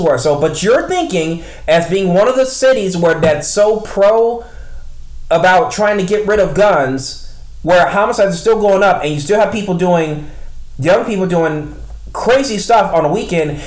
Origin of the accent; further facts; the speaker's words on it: Midwest, United States; I'm from the Midwest. I'm from one of the largest towns we're in in the United States